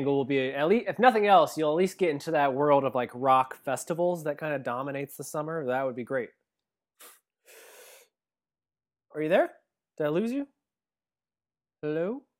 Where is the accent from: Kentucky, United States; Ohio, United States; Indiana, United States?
Ohio, United States; we're both from Ohio, from the Midwest, and we understand what it's like where we come from